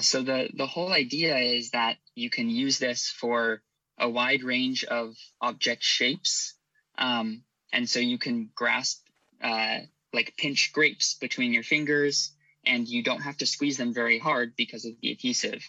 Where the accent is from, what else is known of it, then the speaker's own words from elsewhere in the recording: Irvine, California, United States; also born or lived in Santa Barbara, California / Stanford, California; I was raised in Irvine, California